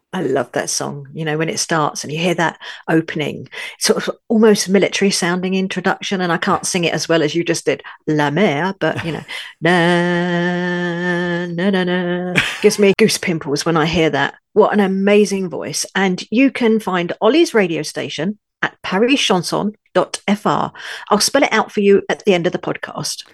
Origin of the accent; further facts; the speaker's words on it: London, United Kingdom; also born or lived in northern France; now in France; though I was born in London, U K, I now live in a tiny village in the far north of France